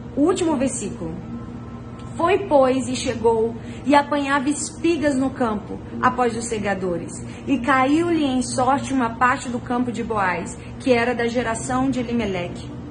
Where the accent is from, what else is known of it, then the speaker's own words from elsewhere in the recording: Rio de Janeiro, Brazil; moved away; Eu e meu marido, nós viemos de Bangu, meus, nossos pais moram lá